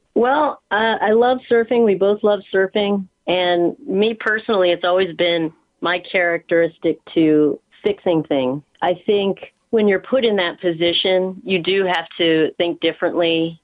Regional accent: Mid-Atlantic, United States; moved away as an adult; now in California, United States; I grew up on the East Coast, actually, like in the mid Atlantic, Pennsylvania, Maryland, Delaware area

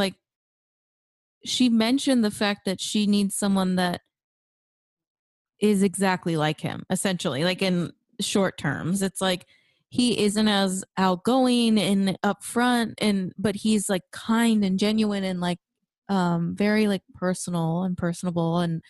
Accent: the South, United States; I grew up in the South

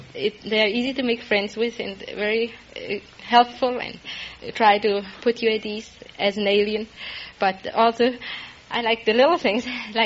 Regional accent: Germany; moved away as an adult; now in United States; I come from Bronzeville, Germany.

